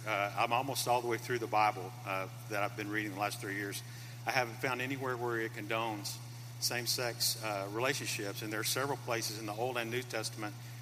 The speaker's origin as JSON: {"language": "English", "town": "Memphis", "region": "Tennessee", "country": "United States", "tie": "born or raised there", "said": "I grew up in Memphis"}